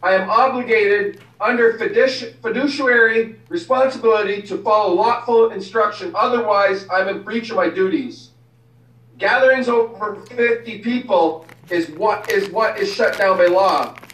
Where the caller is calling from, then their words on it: Guelph, Ontario, Canada; yeah, I'm … from Guelph, Ontario here.